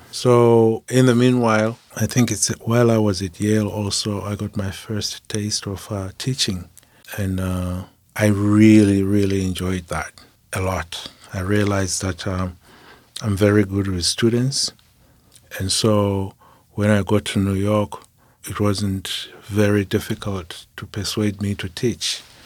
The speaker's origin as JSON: {"language": "English", "country": "Zimbabwe", "moved": "as an adult", "said": "I'm from Zimbabwe"}